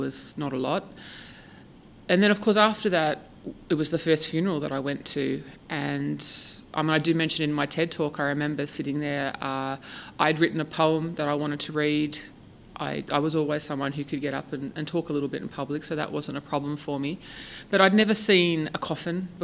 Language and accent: English; Woy Woy, New South Wales, Australia; also born or lived in United Kingdom / Ireland; I grew up in Australia. I grew up on the central coast of New South Wales in a town called Woi Woi.